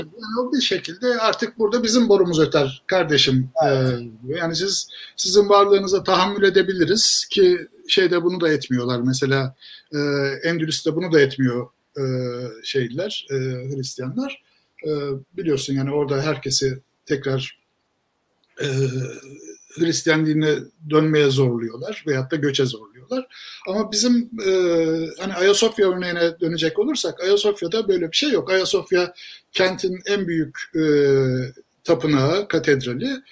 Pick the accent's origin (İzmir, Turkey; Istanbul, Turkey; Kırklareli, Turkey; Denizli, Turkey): Istanbul, Turkey; ben İstanbulluyum